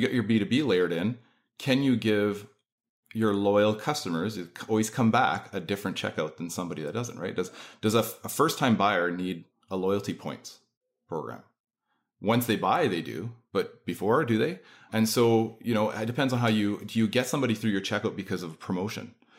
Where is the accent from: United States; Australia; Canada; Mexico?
Canada; accent: Canadian; also born or lived in Manitoba; So, yes, I am Canadian.